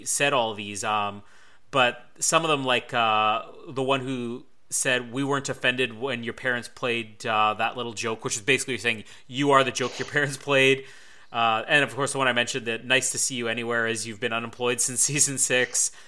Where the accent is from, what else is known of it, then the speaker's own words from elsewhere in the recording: Canada; I'm Canadian